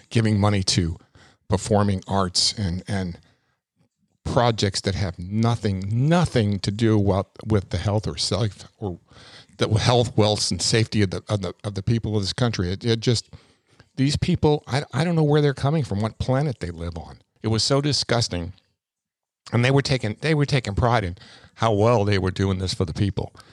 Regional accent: New York, United States; And I came from New York

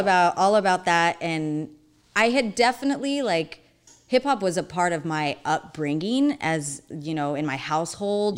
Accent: Phoenix, Arizona, United States; we moved from Maryvale up north

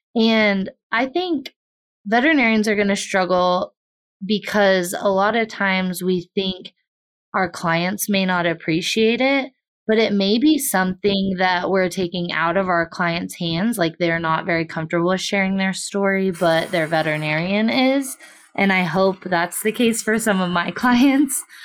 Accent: Southwest Kansas, United States; I have resided in Kansas my entire life. I grew up in Southwest Kansas on a family farm and ranch.

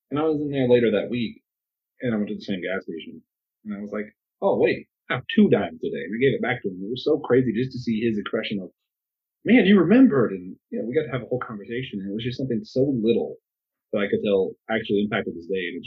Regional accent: United States; as an American

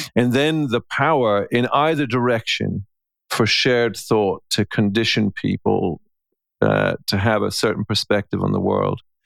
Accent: Ireland; I'm an Irishman

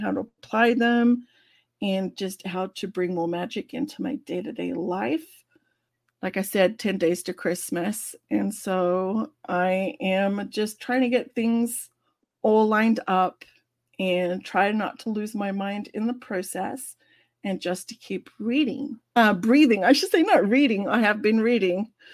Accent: Australia; moved away; as an Australian

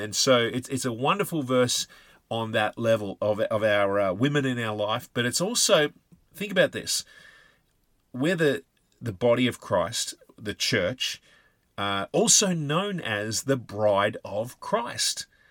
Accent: Australia; us, uh, Aussie soldiers had this, uh, reputation

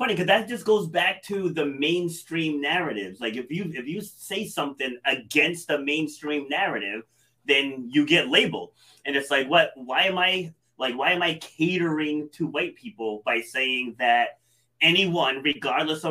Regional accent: Rhode Island, United States; also born or lived in New York City; I was born in New York City, but I was raised here in Rhode Island.

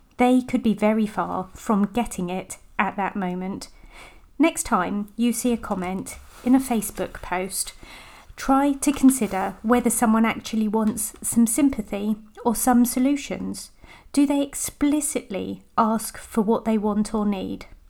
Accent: United Kingdom; I'm British

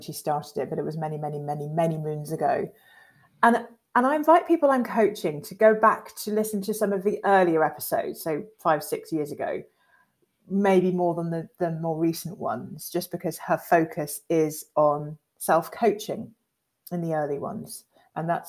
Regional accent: Devon, South West England, United Kingdom; we grew up in Devon, in white Devon, two black girls

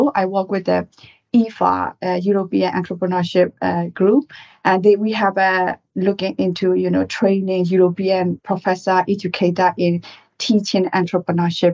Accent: Myanmar; moved away as an adult; now in United Kingdom; I'm originally from Burma, Myanmar, and I came to UK in 2001 to do MBA at the Judge Business School

